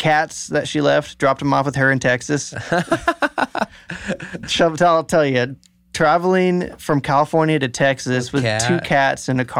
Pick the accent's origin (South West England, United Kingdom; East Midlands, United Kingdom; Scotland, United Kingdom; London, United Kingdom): Scotland, United Kingdom; St. Patrick's Day and I'm a Scot.